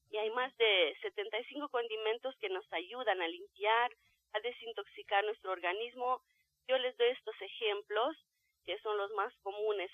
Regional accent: Romania; now in Mexico City, Mexico; del país de donde yo vengo, de Rumania

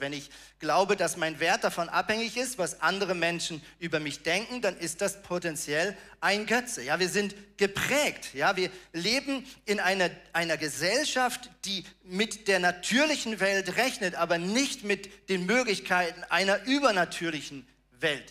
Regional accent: Germany; moved away as an adult; also born or lived in Switzerland; now in Tornesch, Germany; ich bin ja in Deutschland aufgewachsen, aber habe danach fast 19 Jahre in der Schweiz gelebt.

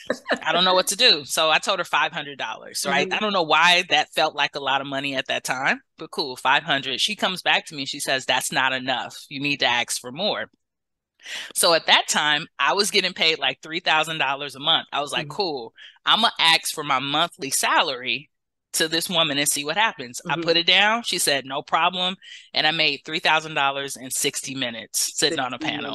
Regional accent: Los Angeles, California, United States; moved away as an adult; now in Bay Area, United States; I'm from Los Angeles, but about 8 years ago, I moved to the Bay Area for love

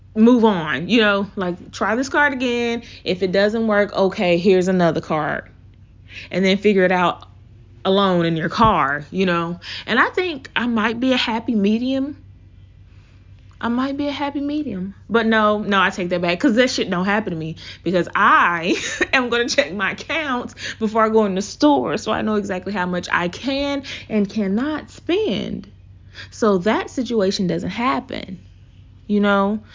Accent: the South, United States; accent: Southern; my Southern accent, 'cause I'm from the South, y'all.

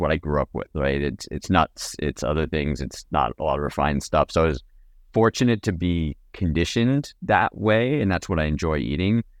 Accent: Napa, California, United States; I grew up in Napa

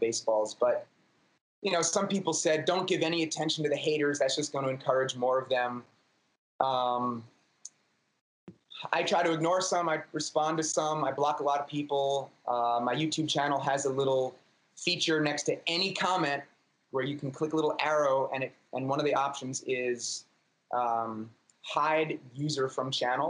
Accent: New York City, New York, United States; native New Yorker. I was born in Manhattan, still live in Manhattan.

